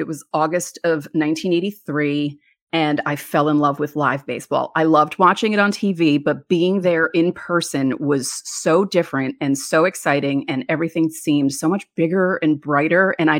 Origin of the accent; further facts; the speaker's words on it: New York, United States; Well, I was born in Manhattan. We moved to the suburbs when I was four.